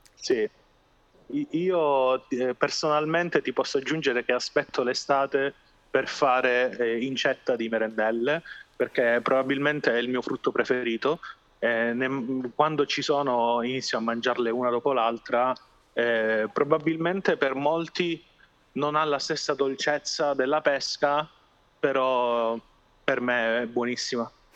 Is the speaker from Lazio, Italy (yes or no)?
no; Calabria, Italy; siamo orgogliosi di avere nella nostra regione il bergamotto